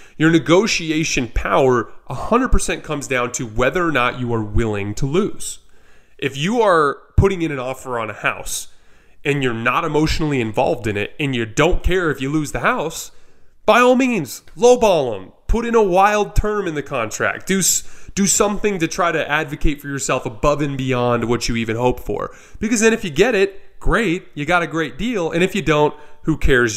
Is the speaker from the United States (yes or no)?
yes; Arizona, United States; I love Arizona, born and raised there. It's my hometown.